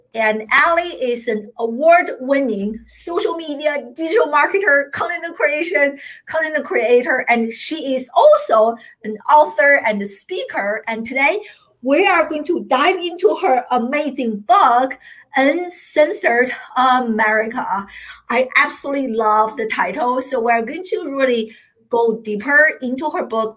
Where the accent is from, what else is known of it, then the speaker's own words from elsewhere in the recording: China; now in United States; I grew up in China